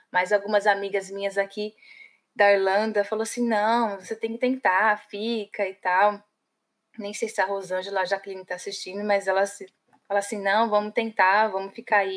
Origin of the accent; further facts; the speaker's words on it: São Paulo, Brazil; moved away as an adult; now in Ireland; Somos vizinhas, eu sou lá da Vila Matilde.